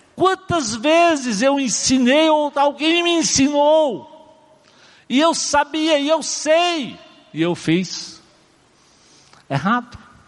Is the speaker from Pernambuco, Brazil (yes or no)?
yes; Pernambuco, Brazil; eu sou pernambucano